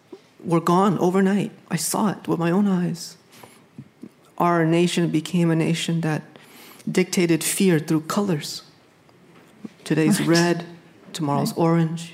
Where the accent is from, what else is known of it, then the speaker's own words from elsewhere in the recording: New England, United States; You know, I grew up in New England